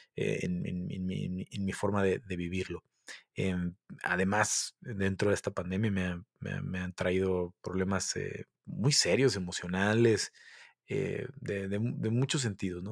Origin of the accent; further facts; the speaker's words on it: Mexico; soy mexicano